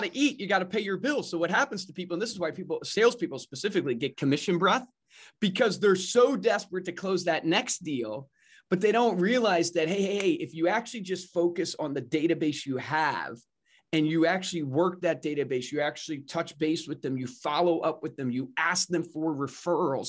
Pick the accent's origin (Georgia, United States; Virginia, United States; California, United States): Virginia, United States; Savannah County; grew up in Virginia in Savannah County